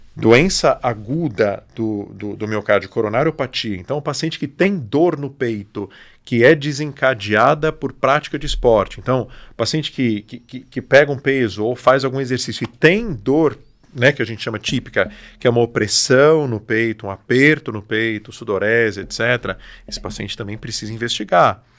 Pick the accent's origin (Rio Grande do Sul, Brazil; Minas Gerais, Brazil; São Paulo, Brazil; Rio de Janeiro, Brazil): São Paulo, Brazil; São José dos Campos; also born or lived in Mogi das Cruzes; Sou daqui, sou de São José e alguns anos eu tô voltei para cá